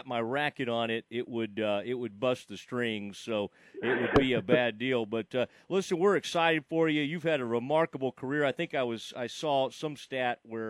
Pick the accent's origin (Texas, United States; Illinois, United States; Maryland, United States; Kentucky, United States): Texas, United States; Kaufman; where I grew up in Kauffman